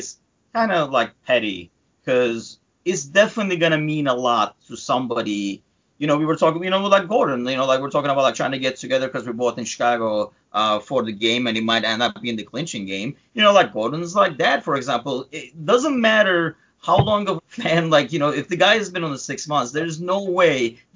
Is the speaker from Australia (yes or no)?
no; Turkey; now in United States; I'm originally from Turkey